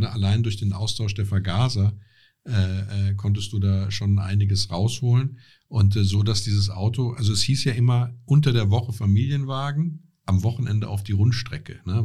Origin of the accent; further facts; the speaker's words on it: Essenheim, Rhineland-Palatinate, Germany; ich komme aus Essenheim